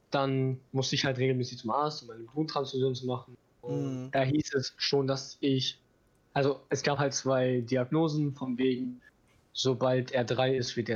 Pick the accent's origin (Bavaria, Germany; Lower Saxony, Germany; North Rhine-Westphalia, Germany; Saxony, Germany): North Rhine-Westphalia, Germany; Bochum; born there; Ich war ein Frühchen, also mhm. fast einen ganzen Monat, sogar zu früh. Okay. Ähm, dann, also ich wurde im Bochumer Krankenhaus geboren.